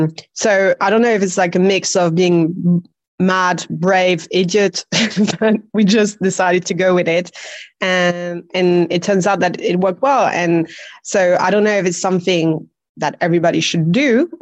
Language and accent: English; Belgium; accent: quite weird; now in Barcelona, Spain; No, my accent is very hard to put because I'm originally from Belgium.